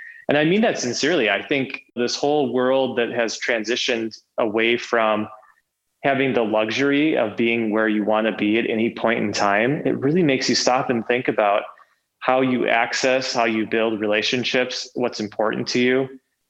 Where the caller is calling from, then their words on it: Minneapolis, Minnesota, United States; I am calling in from sunny Minneapolis today.